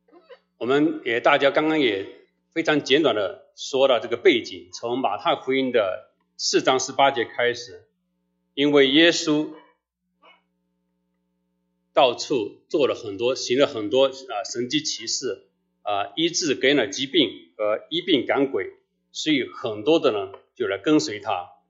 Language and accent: Chinese; China; 所以，我们中国人好像这个“虚心”字好像还比较好理解